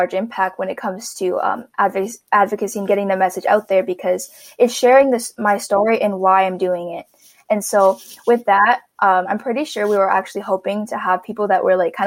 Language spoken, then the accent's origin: English; Canada; now in Ottawa, Canada; I'm First Nation from Canada